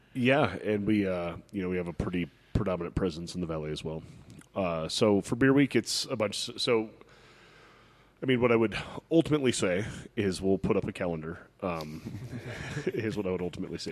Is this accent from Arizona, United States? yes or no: yes; Pinetop-Lakeside, Arizona, United States; I grew up in Pine Top Lakeside, and I had friends in Snowflake